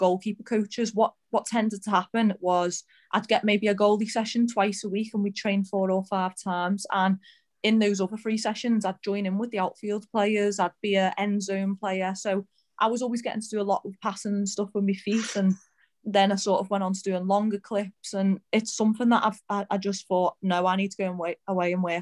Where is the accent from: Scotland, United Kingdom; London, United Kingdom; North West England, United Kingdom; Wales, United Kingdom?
North West England, United Kingdom; Birkenhead; moved away as an adult; now in Leicester, United Kingdom; I'm from Birkenhead